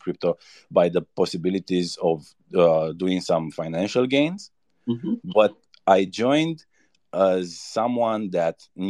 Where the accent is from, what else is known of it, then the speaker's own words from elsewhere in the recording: Romania; I'm from Romania